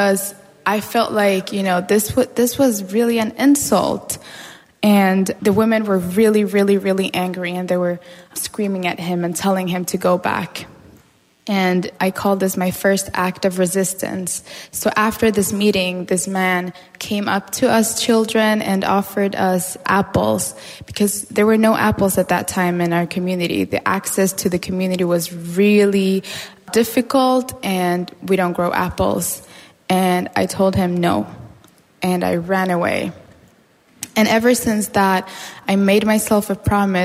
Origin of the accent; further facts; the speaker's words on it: Ecuadorian Amazon, Ecuador; I grew up in the Ecuadorian Amazon with my mother's family, my grandmother, my grandfather.